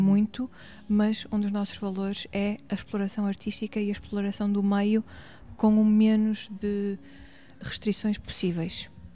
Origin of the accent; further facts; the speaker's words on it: Paços de Ferreira, Norte, Portugal; accent: northern; also born or lived in Porto; now in Lisbon, Portugal; sinto que sou do Norte e ah, as pessoas que me conhecem cá no Sul identificam muito com características hum. do Norte, com palavras, com expressões